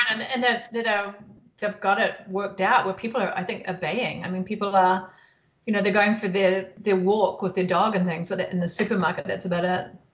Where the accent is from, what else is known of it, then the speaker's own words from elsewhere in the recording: New Zealand; moved away as an adult; now in Bend, United States; I was born and raised in New Zealand, and ventured off after university and saw the world, and then ended up in the U.S.